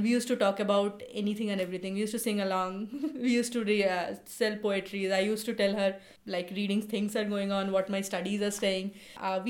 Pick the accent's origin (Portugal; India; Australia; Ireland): India; Kolkata, West Bengal; now in Seattle, United States; I grew up in Kolkata, so I speak Bengali, I read Bengali, I love Bengali.